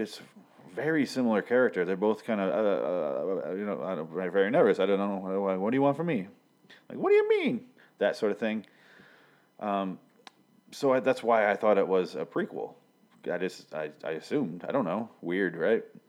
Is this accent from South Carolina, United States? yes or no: no; Michigan, United States; I grew up in Michigan